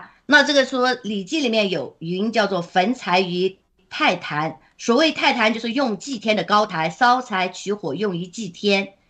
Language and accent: Chinese; Guangdong, China; 其实我我老家也是在广东，那就是我的那个呃。呃，当然了，我父母他们是非常的洗脑的啦，就是不相信这些。但是呢，在那个呃潮汕那地方呢，就是在这些宗教啊，还有这个敬万神万福啊这些方面是非常非常浓厚的。